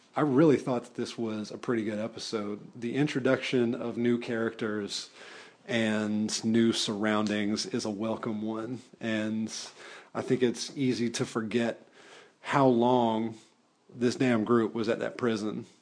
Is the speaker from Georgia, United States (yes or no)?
yes; Atlanta, Georgia, United States; also born or lived in Decatur, Georgia; I am from the Metro Atlanta area and I currently live and work in the city of Atlanta